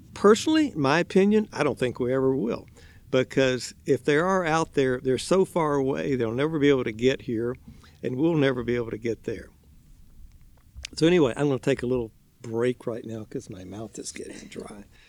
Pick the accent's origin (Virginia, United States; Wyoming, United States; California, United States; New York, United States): Virginia, United States; Richmond; moved away; I grew up in Richmond, Virginia, way back on the East